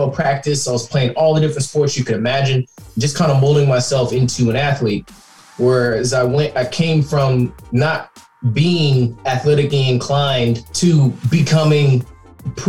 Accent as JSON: {"language": "English", "town": "Katy", "region": "Texas", "country": "United States", "tie": "born or raised there", "said": "I came from Katy High School, which is like a major football team and high school tradition"}